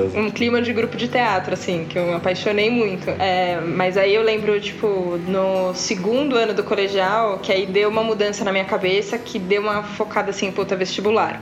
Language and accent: Portuguese; São Paulo, Brazil; eu nunca morei fora de São Paulo